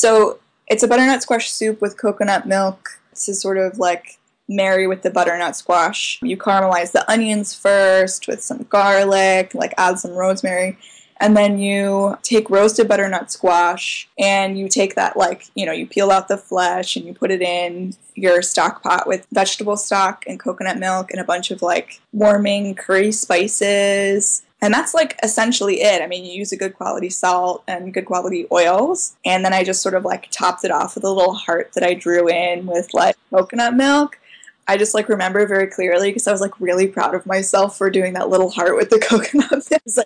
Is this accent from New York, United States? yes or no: no; Charlottesville, Virginia, United States; I'm from Charlottesville